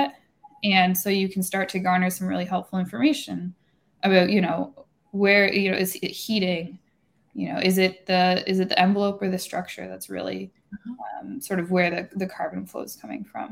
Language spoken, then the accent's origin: English; Canada; I'm up here in Toronto as a Canadian